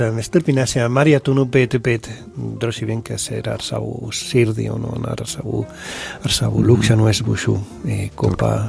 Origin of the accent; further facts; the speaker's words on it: Spain; Latvian is a second language; moved away as an adult; now in Latvia; es esmu šeit, šeit Latvijā, ņemot vērā, ka es esmu no Spānijas